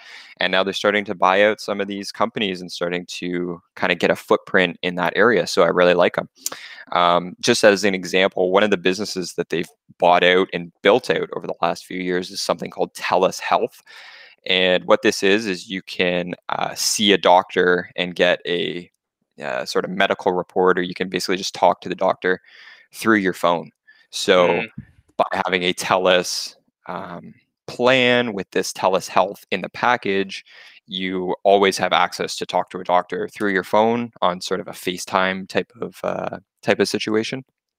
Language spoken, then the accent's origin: English; Canada; that's really interesting for me as a Canadian investor, because in Canada, there's really not much for a tech sector.